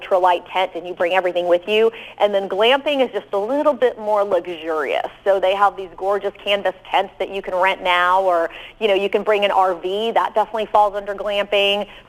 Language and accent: English; Midwest, United States; growing up in the Midwest, one of my favorite destinations was North Dakota.